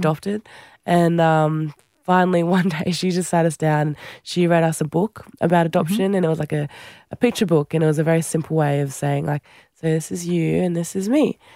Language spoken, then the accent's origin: English; Central Coast, New South Wales, Australia; also born or lived in Fiji; I grew up on the Central Coast, my brother